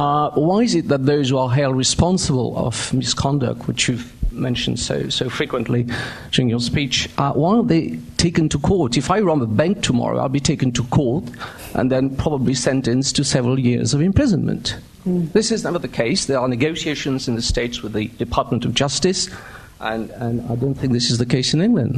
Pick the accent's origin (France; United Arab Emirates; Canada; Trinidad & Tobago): France; I'm from France, and I'm a teacher there.